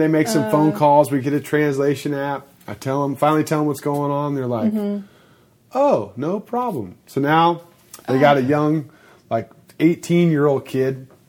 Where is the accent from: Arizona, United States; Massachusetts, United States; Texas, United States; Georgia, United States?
Texas, United States; also born or lived in Austin; I'm from Texas.